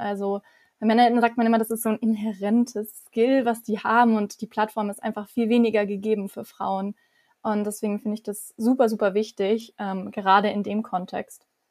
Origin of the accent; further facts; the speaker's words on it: Weingarten, Baden-Württemberg, Germany; Ich komme aus Weingarten